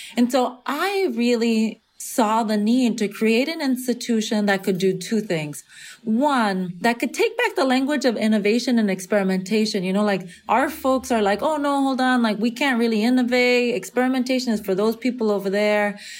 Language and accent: English; California, United States; half Nicaraguense, half Venezolana, growing up in California in the majority Mexican context